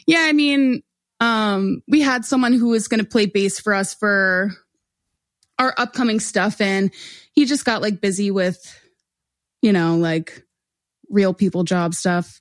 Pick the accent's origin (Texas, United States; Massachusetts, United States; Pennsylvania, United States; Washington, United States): Pennsylvania, United States; Oreland; I grew up in Montgomery County, so I grew up in a town called Orland